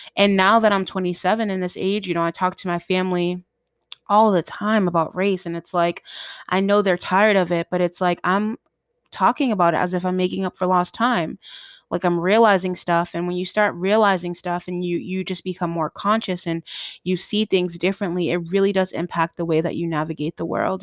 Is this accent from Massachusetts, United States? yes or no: yes; Boston, Massachusetts, United States; I'm from Boston, Mass, and I still live in Boston